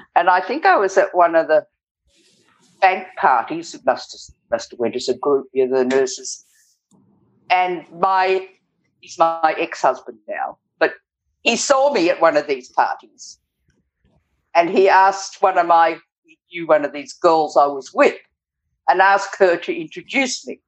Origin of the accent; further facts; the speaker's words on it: Glen Innes, New South Wales, Australia; now in Northern Territory, Australia; In the country, northern New South Wales, in Glen Innes. My parents had a sheep property